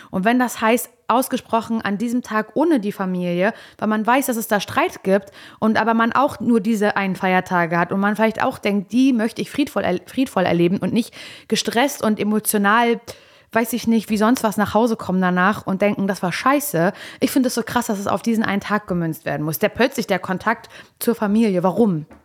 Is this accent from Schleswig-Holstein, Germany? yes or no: no; Parchim, Mecklenburg-Vorpommern, Germany; moved away; als ich hier weggezogen bin aus Parchim vor einigen Jahren